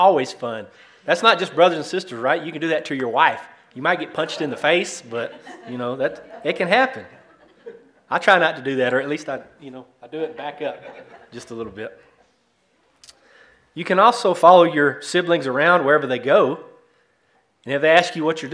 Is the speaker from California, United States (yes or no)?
no; East Texas, United States; moved away as an adult; now in Dover, United States; We're originally from East Texas, what I'd call God's country